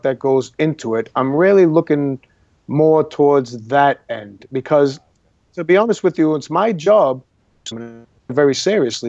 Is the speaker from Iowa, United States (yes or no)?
no; Boston, Massachusetts, United States; moved away as an adult; now in Los Angeles, United States; I am from Boston, Massachusetts, from a neighborhood called the North End of Boston